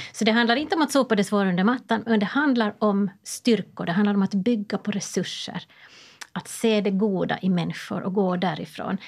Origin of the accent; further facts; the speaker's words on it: Åland Islands; jag som ålänning